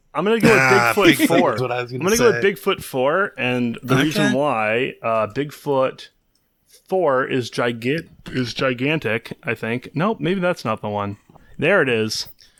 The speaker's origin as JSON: {"language": "English", "town": "DeWitt", "region": "Michigan", "country": "United States", "tie": "born or raised there", "said": "Yeah, I've been there because I grew up in DeWitt, which is just north of Lansing."}